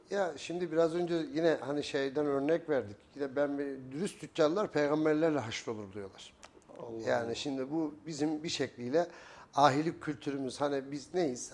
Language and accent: Turkish; Kayseri Province, Turkey; also born or lived in Eskişehir; 1977 Kayseri doğumluyum. E, ilk orta ve lise öğrenimi Kayseri'de